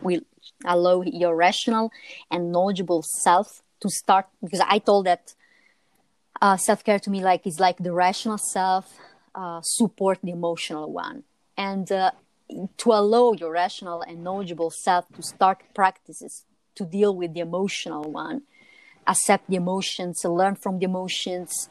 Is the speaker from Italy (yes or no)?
yes; Italy; As Italian